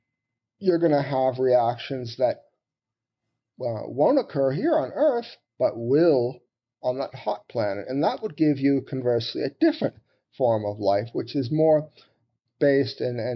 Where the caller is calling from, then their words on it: St. Paul, Minnesota, United States; I'm calling you from St. Paul in Minnesota in the U.S.